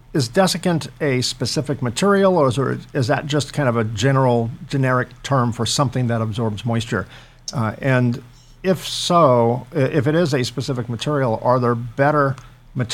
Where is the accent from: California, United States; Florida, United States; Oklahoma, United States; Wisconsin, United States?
California, United States; San Francisco area; now in Southern California, United States; I grew up in the San Francisco area